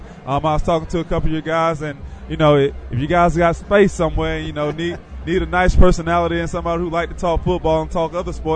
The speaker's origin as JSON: {"language": "English", "town": "Lakeland", "region": "Florida", "country": "United States", "tie": "born or raised there", "said": "I grew up in the area. I grew up in Lakeland, Florida, which is about 30 minutes from here, so I'm kind of at home right now."}